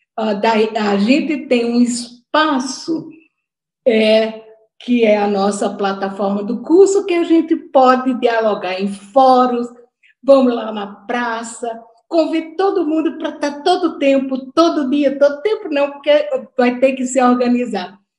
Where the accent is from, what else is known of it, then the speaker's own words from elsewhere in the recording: Natal, Rio Grande do Norte, Brazil; accent: Northeastern Brazilian; eu sou de Natal, é, meu sotaque já mostrou, e eu tenho muito orgulho dele, muito orgulho de ser nordestina